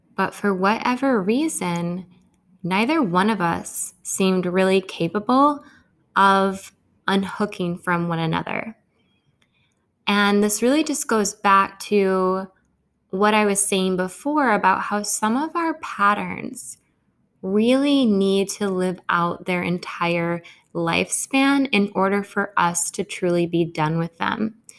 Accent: Grand Rapids, Michigan, United States; also born or lived in India; this was my first winter back in my hometown. My hometown tends to be a really sensitive place of undertow for me.

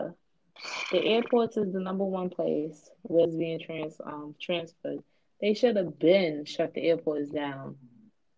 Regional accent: United States; now in New York, United States; I'm an American as well

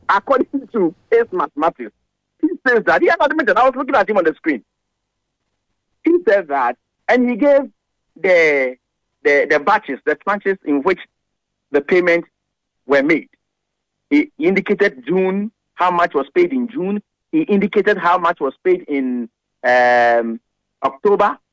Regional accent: Ghana; as a Ghanaian

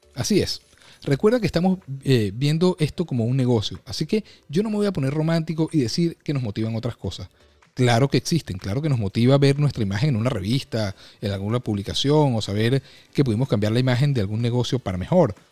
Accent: Venezuela; moved away as an adult; now in United States; Yo estudié y me gradué en Administración de Empresas en mi país, Venezuela

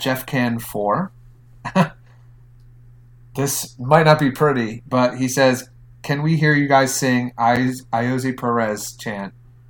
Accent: Philadelphia, Pennsylvania, United States; I'm from Philadelphia, where we let people know when they suck.

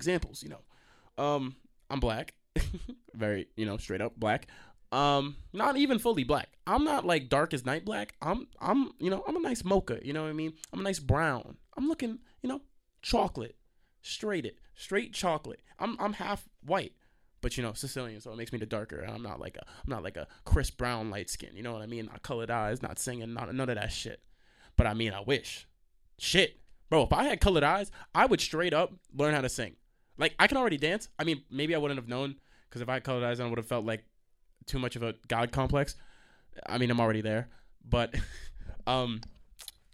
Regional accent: Stony Brook, New York, United States; I'm from Long Island, you know. To be fair, I'm from the area of Stony Brook.

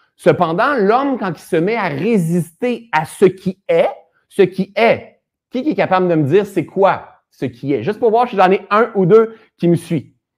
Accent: Sherbrooke, Quebec, Canada; now in Laurentides, Canada; Sherbrooke, c'est ma ville natale en plus

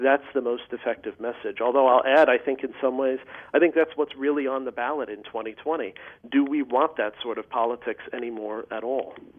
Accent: Chicago, Illinois, United States; I grew up in the Archdiocese of Chicago

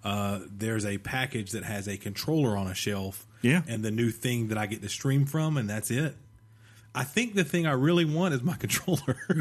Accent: the South, United States; I'm from, you know, the South

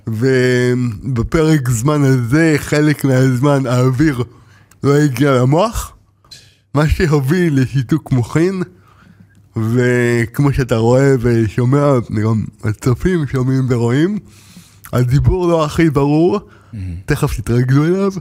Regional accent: Ashkelon, Southern District, Israel; גדלתי באשקלון, ב- אני יליד, אה, בית חולים ברזילי

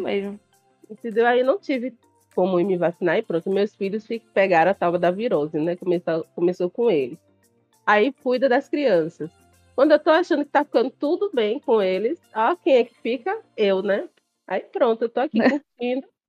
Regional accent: Salvador, Bahia, Brazil; eu sou do Nordeste, eu sou de Salvador

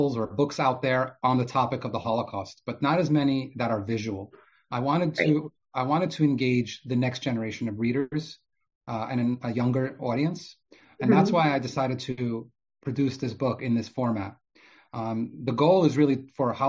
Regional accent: New York City, New York, United States; also born or lived in Odesa, Ukraine; I grew up in Brooklyn, New York

